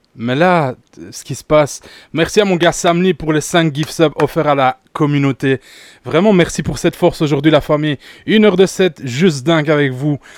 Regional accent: Belgium; chez moi en Belgique

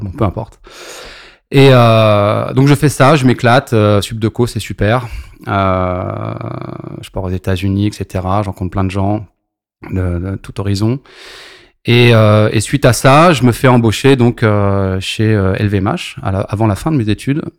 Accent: Maisons-Alfort, Île-de-France, France; born or raised there; also born or lived in Lorient

